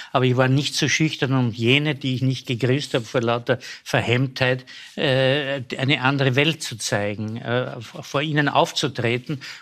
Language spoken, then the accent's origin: German; Lower Austria, Austria; Ich bin in Niederösterreich aufgewachsen. Meine Eltern haben ein Ferienhaus gekauft in der Nähe von Baden, äh, zwischen Mödling